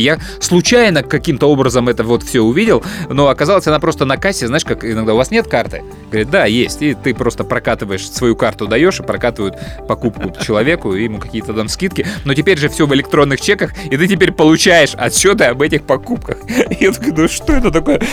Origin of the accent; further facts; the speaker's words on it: Chisinau, Moldova; Мы приезжали из Кишинева в Одессу